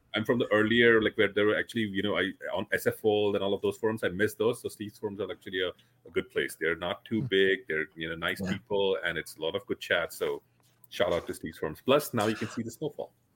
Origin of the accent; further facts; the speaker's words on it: India; I come from India